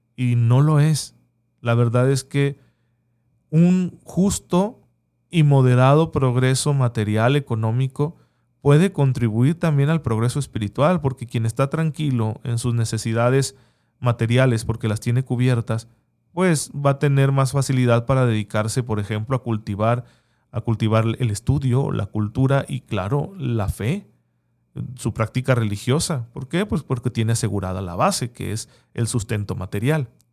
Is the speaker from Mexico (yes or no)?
yes; Mexico; seguimos sin tener verdadera libertad religiosa en México